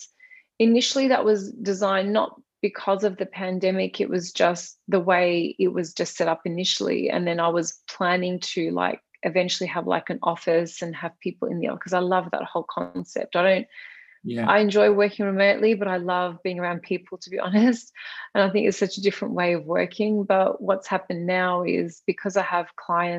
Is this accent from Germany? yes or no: no; Australia; I am Australian. I was born here.